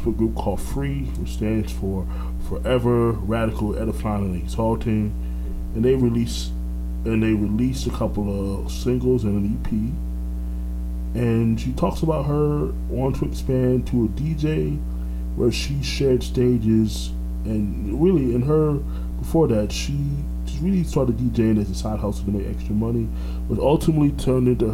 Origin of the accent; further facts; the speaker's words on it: Orlando, Florida, United States; also born or lived in Brooklyn, New York; I grew up in Orlando